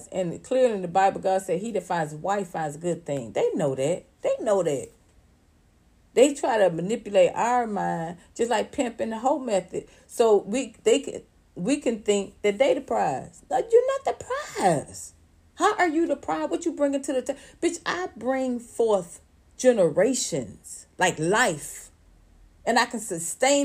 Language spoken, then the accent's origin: English; Atlanta, Georgia, United States; I'm from Atlanta